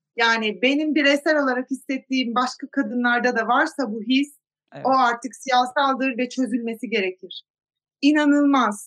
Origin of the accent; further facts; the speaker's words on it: Zonguldak, Turkey; moved away as an adult; also born or lived in United States; Zonguldaklıyım ben.